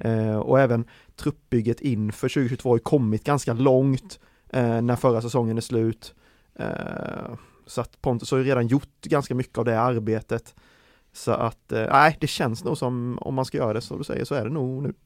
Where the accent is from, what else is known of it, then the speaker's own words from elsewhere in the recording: Värnamo, Jönköping County, Sweden; jag är ju från eh, Värnamo-trakten, eh, smålänning eh, som jag är